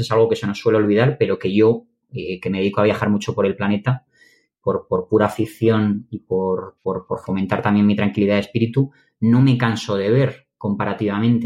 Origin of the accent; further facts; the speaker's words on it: Madrid, Community of Madrid, Spain; Yo soy de Madrid